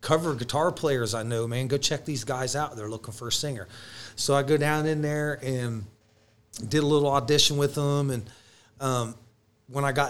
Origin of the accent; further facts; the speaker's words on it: Newark, Ohio, United States; moved away as an adult; also born or lived in Columbus, Ohio; now in Columbus area, United States; I'm was still from Newark and Heath area and not up in here in the central Ohio and Columbus area like I am now.